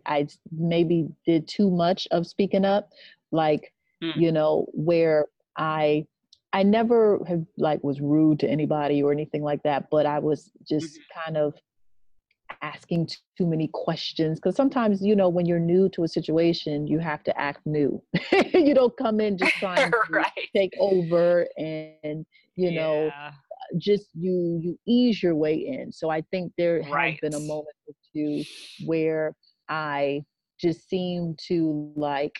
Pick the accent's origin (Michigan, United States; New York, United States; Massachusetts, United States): New York, United States; also born or lived in Boston; I'm a New Yorker